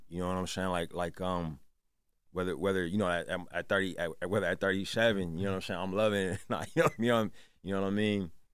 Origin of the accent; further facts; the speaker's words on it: Oakland, California, United States; also born or lived in Richmond, California; I was born in Oakland. My whole family's from there.